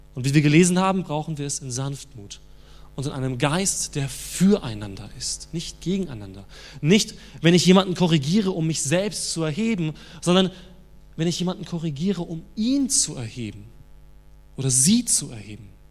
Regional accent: Germany; als Deutsche

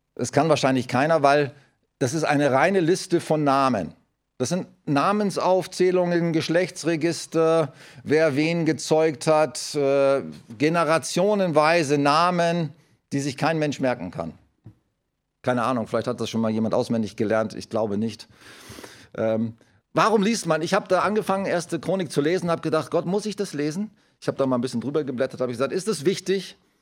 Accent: Germany; wir als Deutsche

